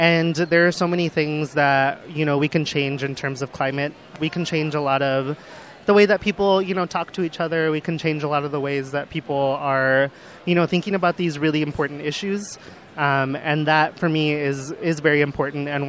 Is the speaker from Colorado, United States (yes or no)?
yes; Colorado, United States; also born or lived in Iowa; now in Minnesota, United States; I'm from Colorado, did most of my growing up there